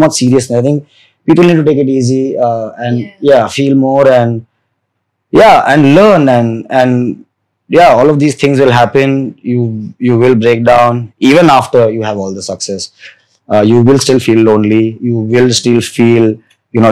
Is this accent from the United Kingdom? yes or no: no; Vadodara, Gujarat, India; I grew up in Baroda